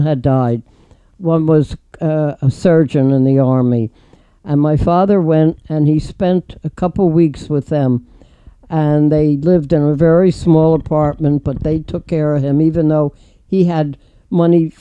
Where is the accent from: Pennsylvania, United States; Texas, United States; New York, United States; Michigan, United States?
Pennsylvania, United States; Philadelphia; moved away; I'm from Philadelphia